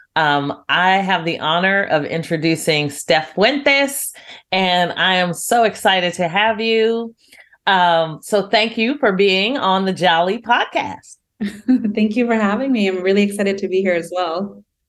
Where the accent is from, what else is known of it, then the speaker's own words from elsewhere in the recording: United States; as an American